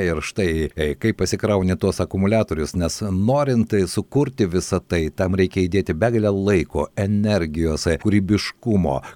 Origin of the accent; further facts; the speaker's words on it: Lithuania; kokie mes esame lietuviai lietuviai